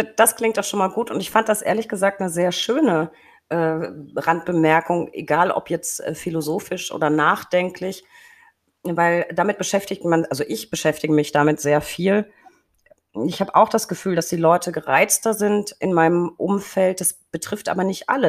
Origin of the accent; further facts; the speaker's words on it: Franconia, Germany; als Franke